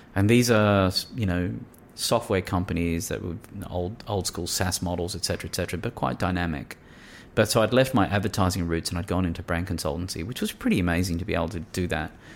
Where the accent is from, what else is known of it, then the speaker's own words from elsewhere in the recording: New South Wales, Australia; Grew up in a country New South Wales town